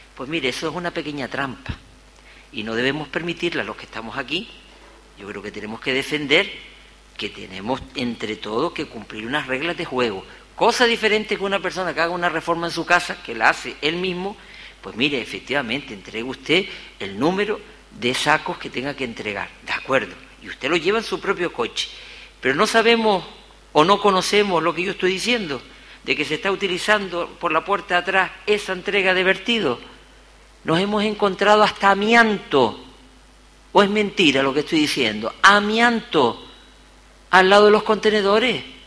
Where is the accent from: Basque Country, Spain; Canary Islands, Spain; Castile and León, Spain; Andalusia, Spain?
Canary Islands, Spain; Gáldar; he caminado mi pueblo